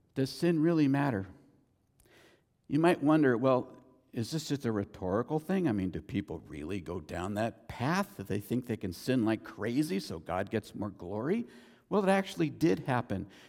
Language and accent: English; United States; I'm an American citizen. Born here, American citizen